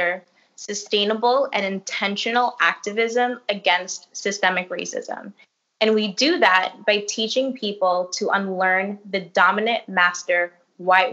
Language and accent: English; Brooklyn, New York, United States; Being born and raised in Brooklyn